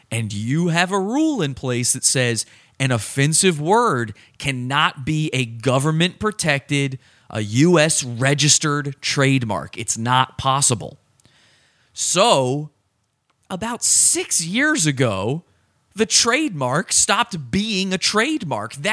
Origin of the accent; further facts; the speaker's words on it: Virginia, United States; I grew up in Virginia, and the closest NFL team to Virginia is the Washington Redskins.